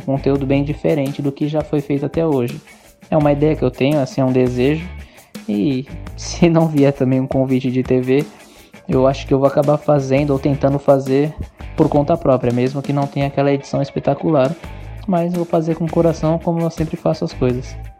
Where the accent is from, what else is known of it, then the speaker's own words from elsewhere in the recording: Santos, São Paulo, Brazil; sou daqui de Santos, de São Paulo